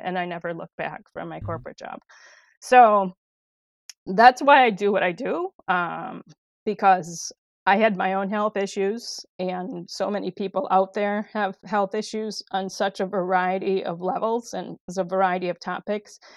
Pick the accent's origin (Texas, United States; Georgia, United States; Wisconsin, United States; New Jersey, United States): Wisconsin, United States; De Pere; I grew up in De Pere, Wisconsin, and um, born and raised